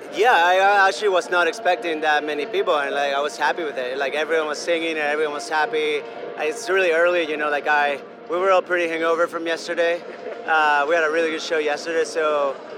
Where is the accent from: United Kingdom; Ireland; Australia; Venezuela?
Venezuela; first language Spanish; English is a second language; moved away as an adult; now in Brooklyn, United States; I grew up in Venezuela. I only speak in Spanish. Like I, I didn't. When I moved to the states, I was 18 years old, and I didn't know any English at all